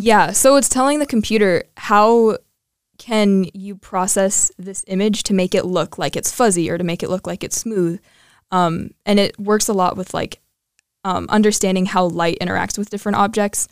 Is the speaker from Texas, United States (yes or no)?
no; Colorado, United States; moved away; I am from Colorado